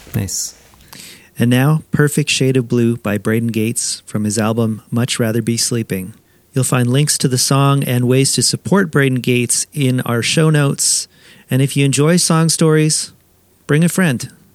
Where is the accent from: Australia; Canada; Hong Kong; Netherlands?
Canada; Edmonton, Alberta; my hometown, Edmonton, Alberta, Canada